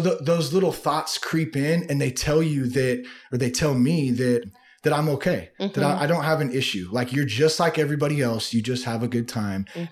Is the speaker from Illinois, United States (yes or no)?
no; Vacaville, California, United States; also born or lived in Vallejo, California / Napa, California; I grew up in the Bay Area, Solano County. I was born in Vallejo and I have some family from Napa and lived in Napa a little bit when I was a kid. And then for the most part though, I grew up in Vacaville